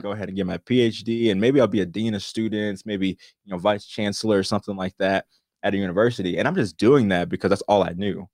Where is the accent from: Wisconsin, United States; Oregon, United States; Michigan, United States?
Wisconsin, United States; born and raised in Wisconsin